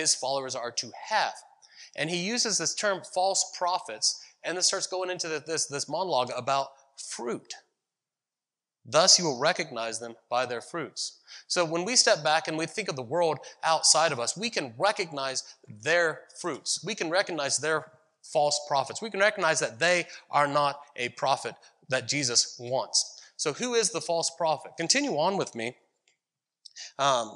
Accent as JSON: {"language": "English", "region": "Ohio", "country": "United States", "tie": "born or raised there", "moved": "yes", "lives_now": "Visalia, United States", "said": "I grew up in Ohio, where our fruit trees were apple trees"}